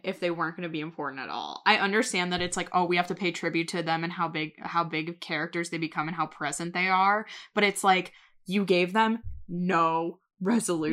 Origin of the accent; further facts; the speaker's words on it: Ohio, United States; I'm from Ohio